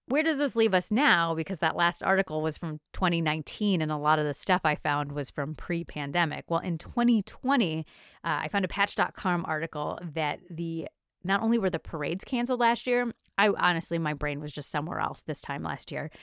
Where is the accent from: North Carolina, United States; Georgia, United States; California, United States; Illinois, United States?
Illinois, United States; near Chicago; I grew up near Chicago